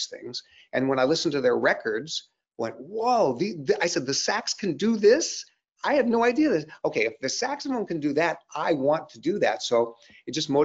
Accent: Seattle, Washington, United States; I grew up in Seattle

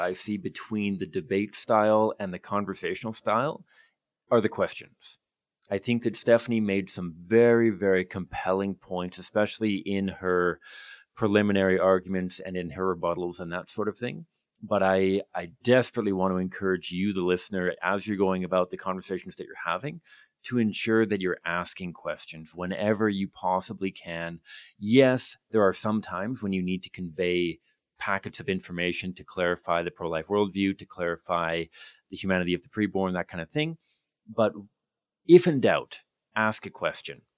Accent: Victoria, British Columbia, Canada; I grew up in Victoria

